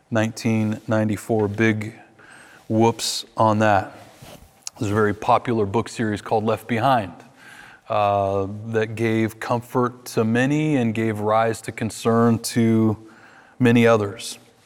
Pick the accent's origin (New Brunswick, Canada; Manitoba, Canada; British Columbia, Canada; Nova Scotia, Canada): British Columbia, Canada; Vancouver; In my hometown of Vancouver, every year there was this beautiful Seventh-day Adventist church